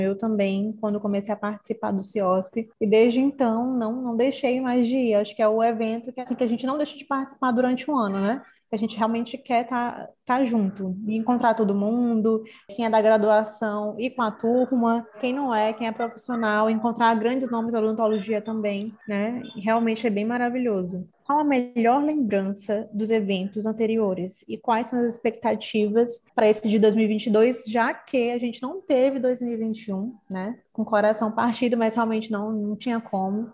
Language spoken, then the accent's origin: Portuguese; Maranhão, Brazil; sou aqui do Maranhão